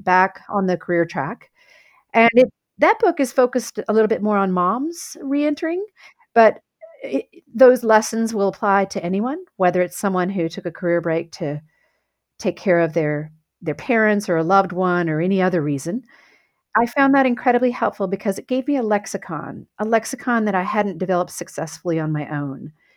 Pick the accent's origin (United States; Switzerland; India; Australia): United States; south of Houston, Texas; I grew up in Texas on a farm south of Houston